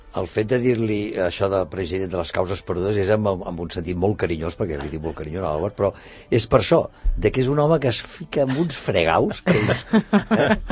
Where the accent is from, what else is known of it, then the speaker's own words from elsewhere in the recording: Barcelona, Catalonia, Spain; moved away as an adult; now in Sant Cugat del Vallès, Spain; jo vinc de Gràcia.